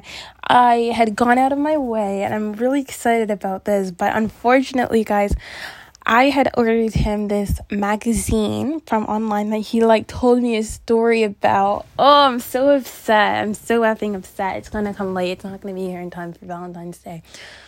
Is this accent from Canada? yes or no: yes; Canada; I'm from Canada